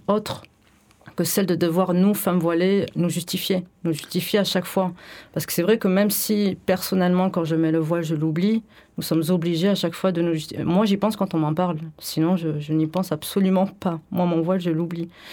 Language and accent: French; France; je suis née en France et j'ai fait des études et de lettres